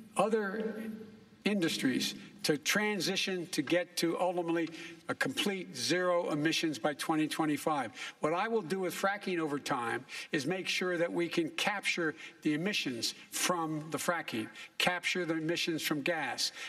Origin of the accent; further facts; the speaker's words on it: Claymont, Delaware, United States; I used to live near that when I was growing up in Claymont, Delaware